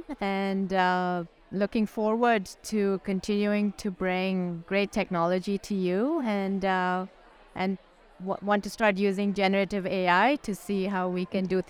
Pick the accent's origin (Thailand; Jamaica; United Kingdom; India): India; now in United States; I grew up in India. But I've lived in the U.S. for almost 40 years now.